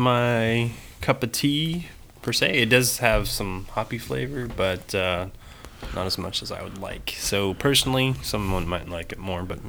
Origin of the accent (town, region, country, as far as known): Petaluma, California, United States; born or raised there